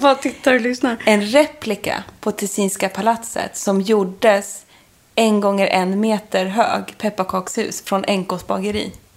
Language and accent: Swedish; Stockholm, Stockholm County, Sweden; also born or lived in London; Vi skulle ha julbröllop hemma i Stockholm